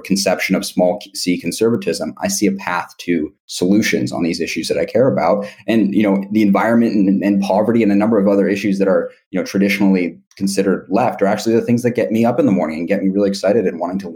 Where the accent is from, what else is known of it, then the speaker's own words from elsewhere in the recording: Seattle, Washington, United States; I grew up in Seattle, Washington